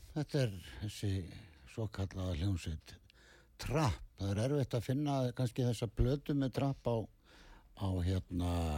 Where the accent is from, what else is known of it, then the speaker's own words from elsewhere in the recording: Ísafjörður, Westfjords, Iceland; við erum allir frá Ísafjörði